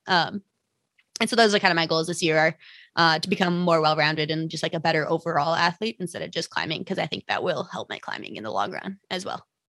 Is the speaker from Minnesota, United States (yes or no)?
yes; Minnesota, United States; now in Salt Lake City, United States; I currently live in Salt Lake City uh, Utah. I'm from Minnesota though, uh, and that's where I started climbing.